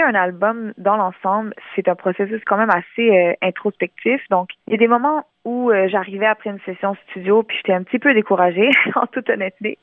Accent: Montreal, Quebec, Canada; first language French; née à Montréal, j'ai grandi à Montréal

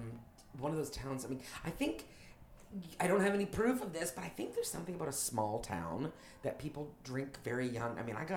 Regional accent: Toronto, Ontario, Canada; Canadian. I'm from uh-huh. Toronto. Mm-hmm. And that's, you can tell I'm Canadian because I say Toronto. I don't say Toronto.

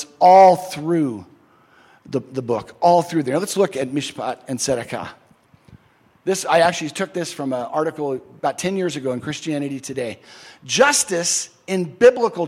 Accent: Southern California, United States; the denomination I grew up in Southern California

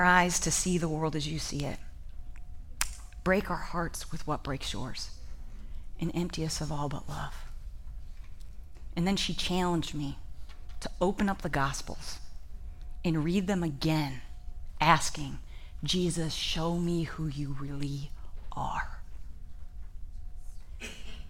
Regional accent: Ohio, United States; I am from Ohio

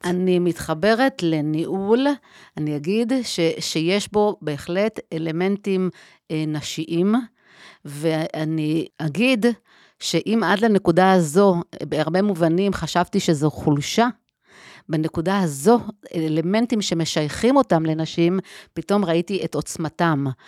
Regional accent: Herzliya, Tel Aviv District, Israel; אז אני גדלתי בהרצליה, במרכז הארץ

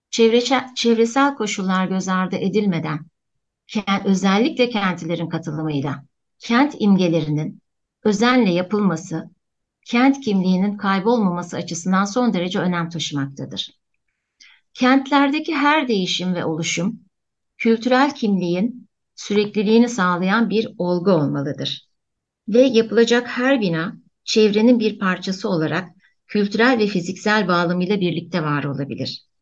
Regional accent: Antakya, Hatay, Turkey; now in Istanbul, Turkey; Antakya'da doğdum, Antakya'da büyüdüm. İnönü İlkokulu, Merkez Ortaokulu ve Antakya Lisesi'nde okudum.

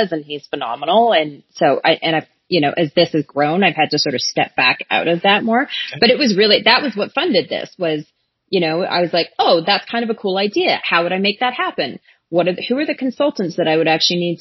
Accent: Calgary, Alberta, Canada; I grew up in Calgary

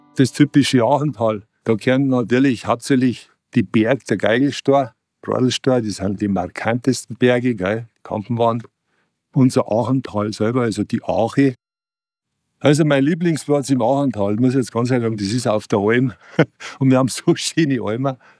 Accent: Schleching, Bavaria, Germany; Wenn ich da ins Schlechinger Tal reinschaue, dann fühle ich mich einfach wir daheim und in meiner Heimat

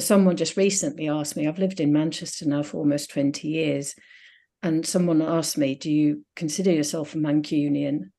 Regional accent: Finland; moved away as an adult; now in United Kingdom; I grew up in Finland, in a Finnish-speaking town

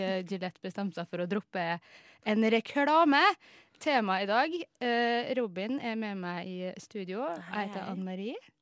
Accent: Kristiansund, Møre og Romsdal, Norway; moved away; jeg er jo fra Kristiansund

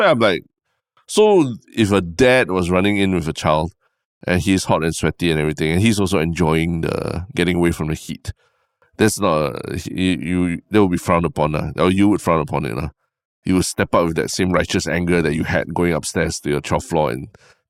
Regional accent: Singapore; you know, my brain, you know, as a Singaporean, the first thing I always think is like, oh, are we allowed to do this at this fountain?

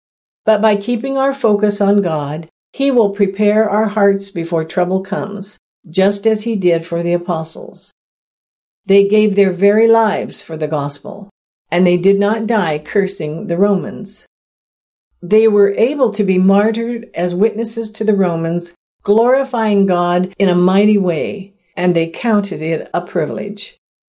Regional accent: the South, United States; I grew up in the South in the 1960s, so I have experienced a few things myself.

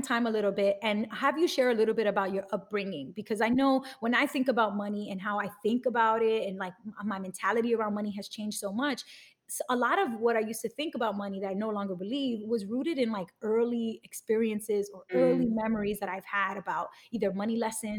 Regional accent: New York City, New York, United States; I grew up in Bushwick in Brooklyn

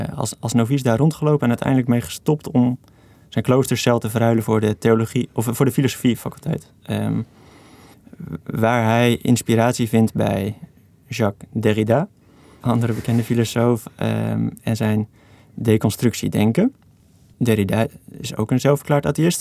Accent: Veenendaal, Utrecht, Netherlands; ben ik opgegroeid in Venendaal, Hartje Belt

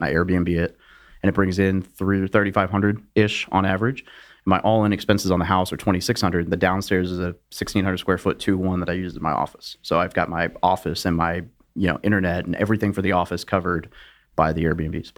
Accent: Little Rock, Arkansas, United States; moved away as an adult; I grew up in Little Rock, Arkansas.

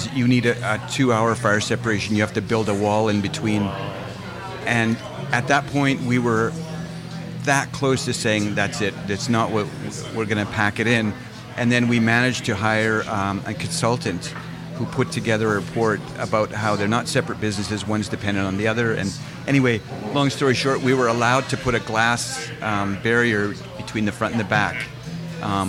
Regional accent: Edmonton, Alberta, Canada; now in Vancouver, Canada; my family growing up in Edmonton

